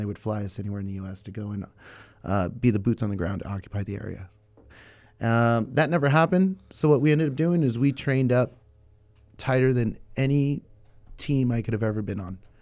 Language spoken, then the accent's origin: English; Santa Barbara, California, United States; now in Ventura, United States; I was born in Santa Barbara, nineteen eighty-one. Uh, born and raised